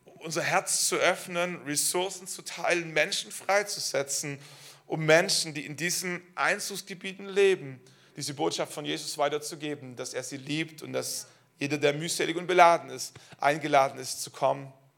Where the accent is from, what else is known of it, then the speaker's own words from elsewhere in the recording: Schwäbisch Hall, Baden-Württemberg, Germany; moved away as an adult; Schwäbisch Hall ist meine Heimatstadt. Ähm, wir wurden dort gesegnet, wir sind dort groß geworden